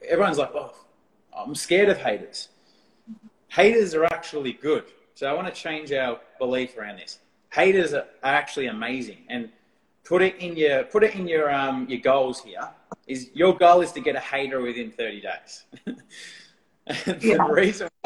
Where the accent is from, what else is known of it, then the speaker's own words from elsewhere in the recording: Australia; accent: Australian; my Australian accent